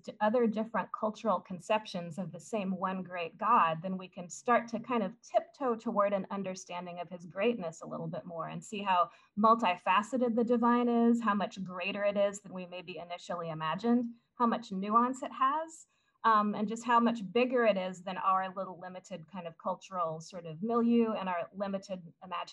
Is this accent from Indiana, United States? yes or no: yes; Southern Indiana, United States; the small town I grew up in Southern Indiana